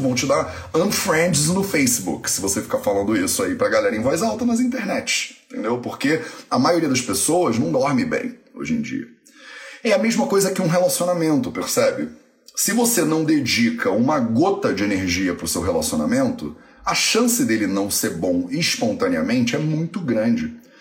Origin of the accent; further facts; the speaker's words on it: Resende, Rio de Janeiro, Brazil; Eu nasci em Resende, né? Então, tecnicamente, eu sou resendense